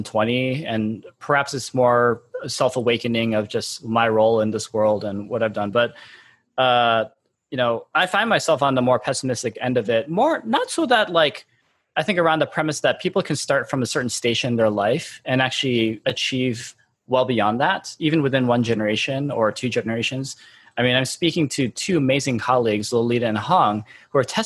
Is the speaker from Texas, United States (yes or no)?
no; Michigan, United States; I was born and raised in Michigan